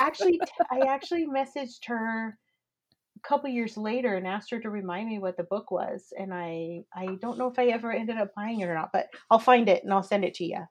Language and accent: English; Coeur d'Alene, Idaho, United States; I grew up in Coeur d'Alene, Idaho